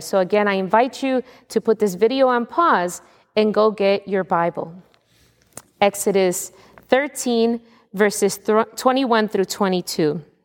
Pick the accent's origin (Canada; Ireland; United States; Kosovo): United States; as an American of today